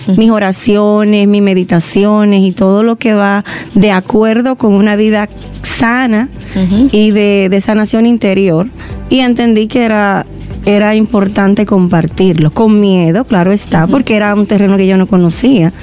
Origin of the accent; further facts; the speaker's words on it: Dominican Republic; moved away as an adult; Y cuando me fui de República Dominicana vivía al 100%